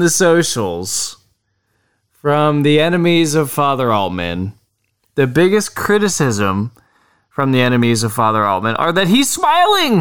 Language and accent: English; Texas, United States; I'm from Texas.